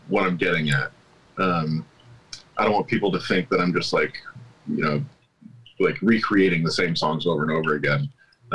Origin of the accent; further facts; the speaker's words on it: Santa Rosa, California, United States; Sonoma County. I grew up in Santa Rosa